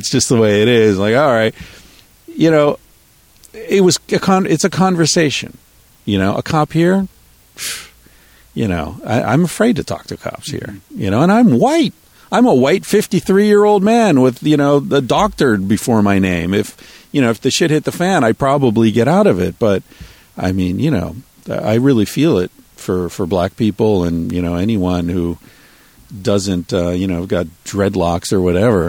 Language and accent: English; United States; I'm American.